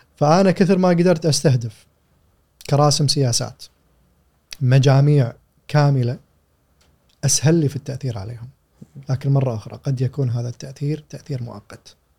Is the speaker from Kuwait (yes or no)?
yes; Kuwait; عندنا في الكويت